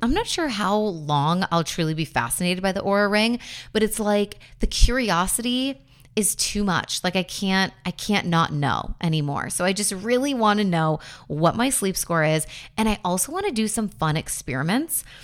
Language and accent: English; Buffalo, New York, United States; I grew up in Buffalo